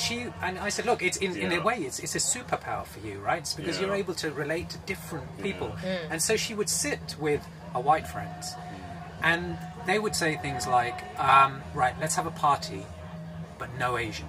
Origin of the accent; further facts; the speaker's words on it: London, United Kingdom; I was born in Hammersmith, grew up in West London